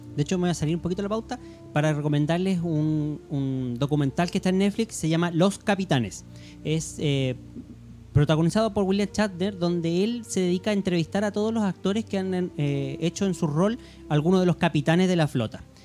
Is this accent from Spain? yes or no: no; Chile; aquí en Chile